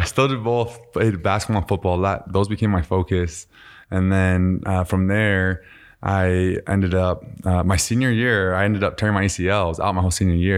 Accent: Utah, United States; also born or lived in Voorhees, New Jersey; my dad was playing for the Eagles at the time. And then he started coaching at, uh, University of Utah. And so, uh, we, we moved here and, uh, man, I just played every sport growing up.

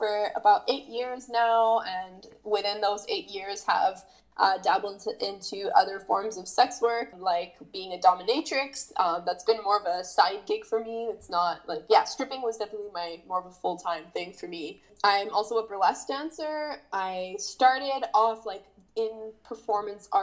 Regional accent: Montreal, Quebec, Canada; I'm born and raised in Montreal

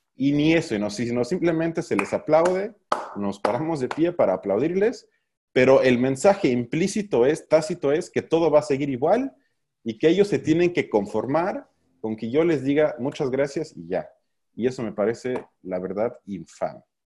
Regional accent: Mexico; somos un país de mierda

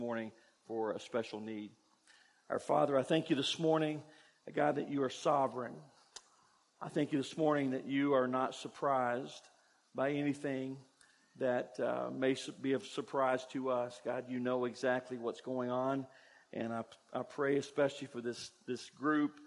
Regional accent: Kentucky, United States; where I grew up in Kentucky, I went to church

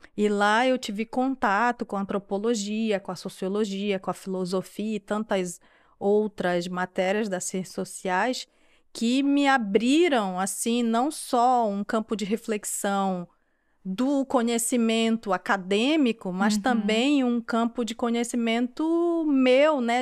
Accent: Macapá, Amapá, Brazil; accent: tucuju; moved away as an adult; now in France; eu nasci em Macapá, na capital do estado do Amapá. O Amapá é um estado super recente do Brasil, tem uma grande fronteira a maior fronteira terrestre com a França, né, com a Guiana Francesa. E foi nesse lugar que eu passei grande parte da minha infância, a minha adolescência

